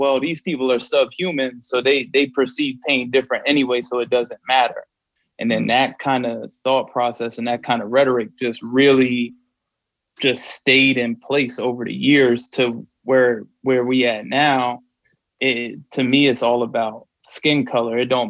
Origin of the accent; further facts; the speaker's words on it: New Jersey, United States; moved away; growing up in Jersey